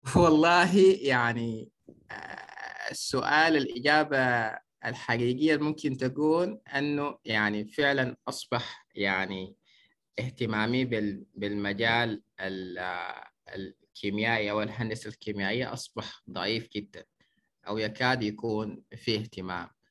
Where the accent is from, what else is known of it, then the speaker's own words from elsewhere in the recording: Kosti, White Nile, Sudan; من مواليد مدينة كوستي نشأت وترعرعت في ولاية النيل الأبيض